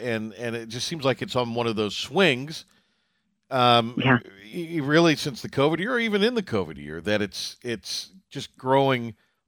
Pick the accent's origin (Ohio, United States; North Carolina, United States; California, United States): North Carolina, United States; Eastern; growing up in Eastern North Carolina, there's been years and periods of years where it seems like, you know, it's quote unquote peak.